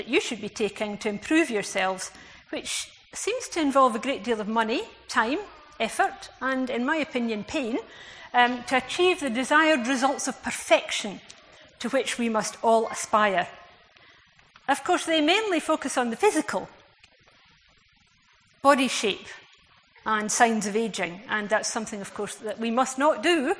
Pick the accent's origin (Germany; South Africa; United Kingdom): United Kingdom; Scotland; as a Scot